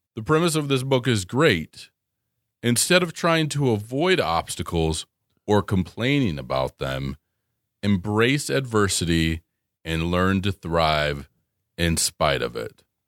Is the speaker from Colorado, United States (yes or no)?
yes; Colorado, United States; I'm from Colorado.